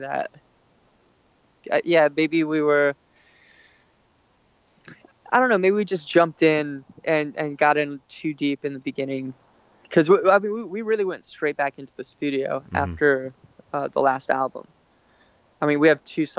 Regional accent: Alaska, United States; we're all from Alaska

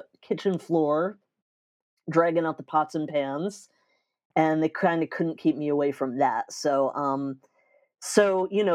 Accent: New York, United States; also born or lived in Tampa, Florida; I'm from New York, but my family did a brief stint in Tampa, just like for a few years.

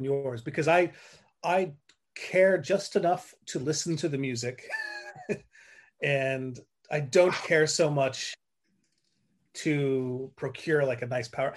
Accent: central coast of California, United States; my hometown I grew up in on the central coast of California

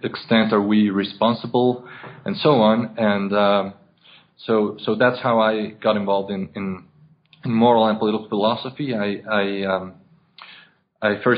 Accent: Mexico City, Mexico; I was born and raised in Mexico City

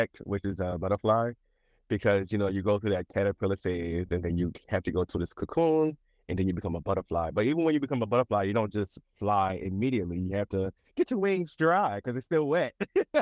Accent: Chester, Pennsylvania, United States; also born or lived in Philadelphia; I'm actually from this small city called Chester, which is 20 minutes outside of Philadelphia.

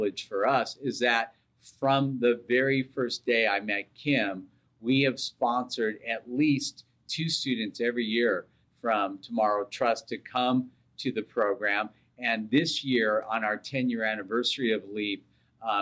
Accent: United States; growing up in America

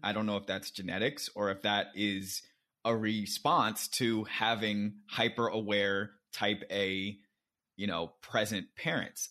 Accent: Silver Spring, Maryland, United States; moved away as an adult; also born or lived in Alexandria, Virginia / Atlanta, Georgia / Oakland, California / London; now in New York, United States; I was born in Alexandria, Virginia. I, my first the first place I lived was Silver Spring, Maryland, um, where I was raised by my parents

